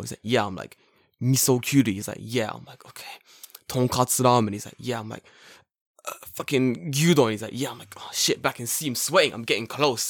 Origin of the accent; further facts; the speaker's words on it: England, United Kingdom; now in Japan; I'm from England